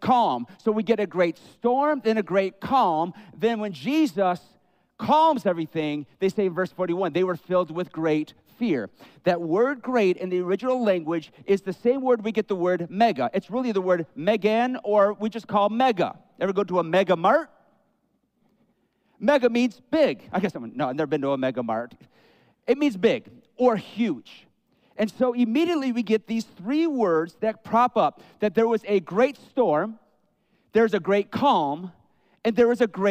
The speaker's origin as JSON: {"language": "English", "region": "Great Lakes", "country": "United States", "tie": "born or raised there", "said": "growing up around the Great Lakes"}